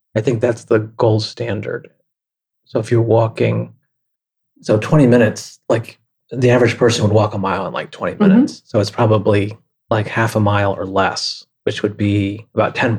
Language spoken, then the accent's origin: English; Rochester, New York, United States; I grew up in Rochester, New York